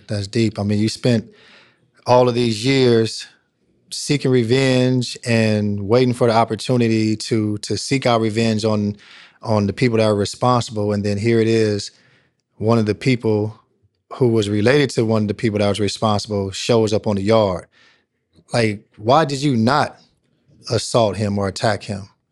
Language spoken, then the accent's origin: English; Long Beach, California, United States; growing up in Long Beach